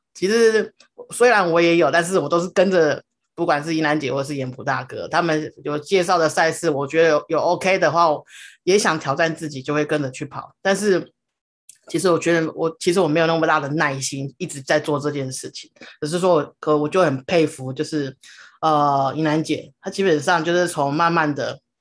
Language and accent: Chinese; Taiwan; 我们台湾人的一个就是三大必做的，的一个，的三件事情，登玉山、永都日月潭、环岛